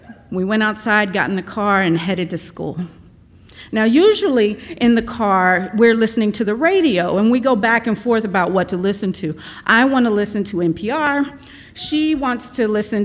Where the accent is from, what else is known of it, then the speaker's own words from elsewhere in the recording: Austin, Texas, United States; also born or lived in East St. Louis, Illinois; I moved to Austin from East St. Louis in the early 80s with my mom. I was 4 years old